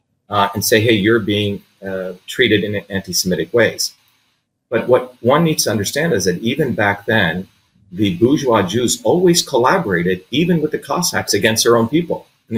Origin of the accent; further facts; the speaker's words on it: Paterson, New Jersey, United States; when I came to the United States, you know, I grew up in Patterson, which is a very poor African-American public school system, then Clifton.